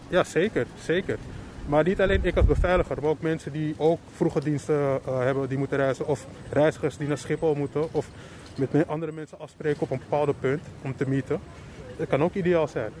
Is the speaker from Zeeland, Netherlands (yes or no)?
no; Amsterdam, North Holland, Netherlands; ik kom uit Amsterdam, getogen